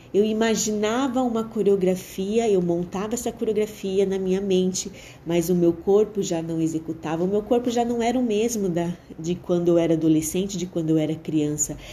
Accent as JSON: {"language": "Portuguese", "town": "Londrina", "region": "Paraná", "country": "Brazil", "tie": "born or raised there", "also_born_or_lived": "Curitiba / Ibiporã", "said": "Todos sabem que eu sou curitibana, mas aos cinco anos de idade eu me mudei para Londrina"}